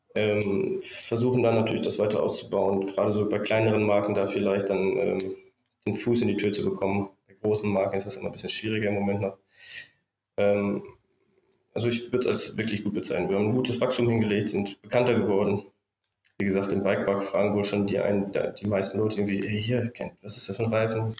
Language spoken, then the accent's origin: German; Bielefeld area, North Rhine-Westphalia, Germany; moved away as an adult; wieder in meiner Heimat hier in Richtung Bielefeld zu ziehen